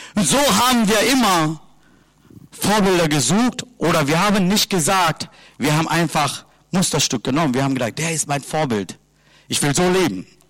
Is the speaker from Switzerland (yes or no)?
no; Sri Lanka; German is a second language; now in Germany; Ich komme aus Sri Lanka